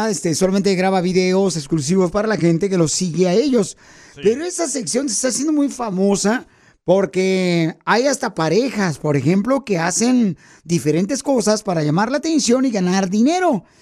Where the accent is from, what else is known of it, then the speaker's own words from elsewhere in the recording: Guerrero, Mexico; now in United States; Y vas a seguir creciendo con tu negocio porque aquí venimos de Guerrero a Estados Unidos.